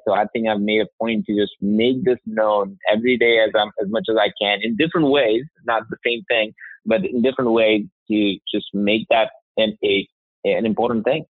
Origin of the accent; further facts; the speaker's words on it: India; now in United States; I grew up in India